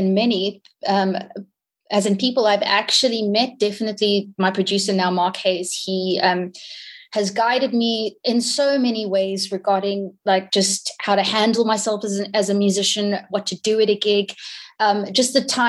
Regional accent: Hong Kong; like I grew up in Hong Kong, and the music scene there, it almost isn't really a scene because it's so diverse.

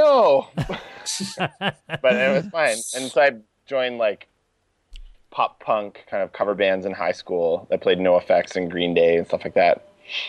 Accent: Ottawa, Ontario, Canada; I'm from Ottawa.

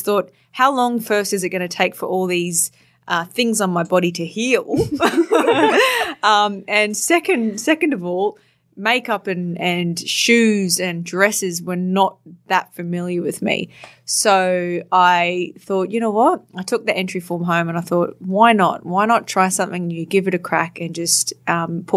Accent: Townsville, Queensland, Australia; I grew up in Townsville in North Queensland

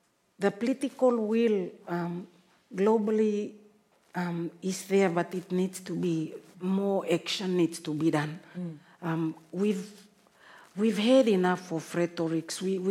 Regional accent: Papua New Guinea; we come from Papua New Guinea and Marshall Islands

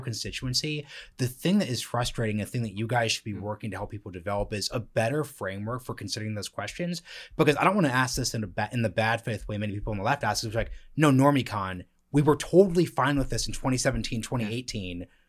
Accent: Portland, Oregon, United States; I'm from Portland, Oregon

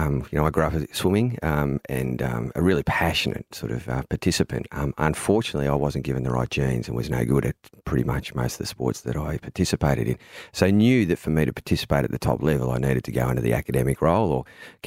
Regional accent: Melbourne, Victoria, Australia; I am from Melbourne.

